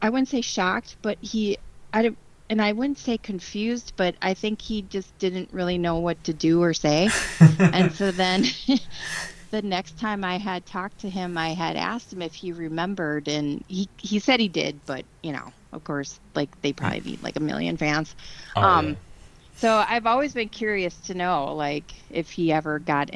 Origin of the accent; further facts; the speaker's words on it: Wisconsin, United States; I am from Wisconsin